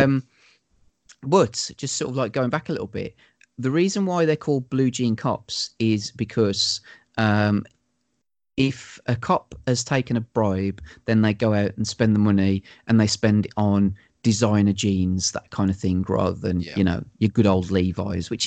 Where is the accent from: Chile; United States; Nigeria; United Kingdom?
United Kingdom; Wolverhampton, West Midlands; I'm from Wolverhampton